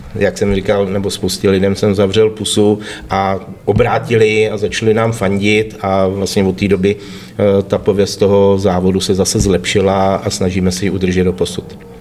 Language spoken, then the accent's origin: Czech; Liberec, Liberec Region, Czechia; u nás v Liberci